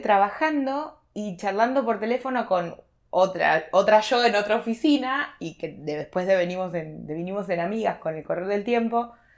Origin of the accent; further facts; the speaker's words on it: Carmen, Argentina; moved away as an adult; now in Buenos Aires, Argentina; vine a vivir una pensión para estudiantes de mi pueblo, que era gente específicamente de Carmen